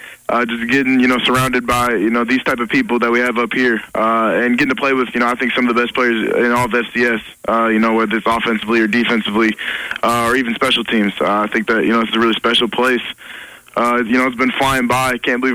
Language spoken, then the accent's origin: English; Marshall, Minnesota, United States; moved away as an adult; now in Fargo, United States; I'm from Marshall, Minnesota. So it's about 3.5 hours, southwest Minnesota, which is also about 40 miles from South Dakota State.